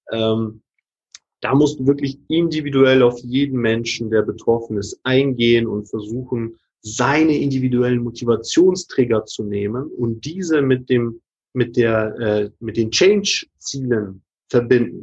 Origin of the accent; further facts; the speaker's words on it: Hamburg, Germany; ich komme ja aus Hamburg